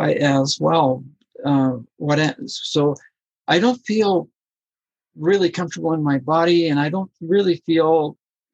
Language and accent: English; Colombia; I'm from Colombia